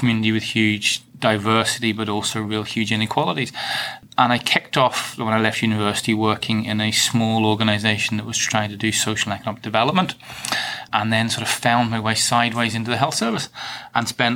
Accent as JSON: {"language": "English", "area": "Kent", "region": "South East England", "country": "United Kingdom", "tie": "born or raised there", "also_born_or_lived": "Northern Ireland", "accent": "Northern Ireland", "moved": "yes", "said": "I was born in Northern Ireland but grew up in Kent and spent my time living in a small village in Kent"}